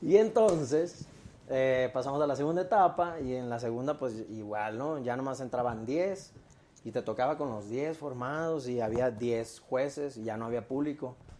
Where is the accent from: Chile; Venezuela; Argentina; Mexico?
Mexico; Mexicali, Baja California; moved away as an adult; now in Mexico City, Mexico; Yo nací en Mexicali y, y llegué acá hace 17 años.